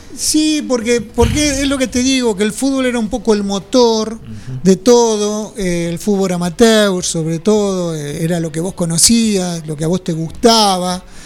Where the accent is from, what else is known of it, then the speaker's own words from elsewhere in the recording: French, Buenos Aires, Argentina; Mi viejo era jefe de estación, French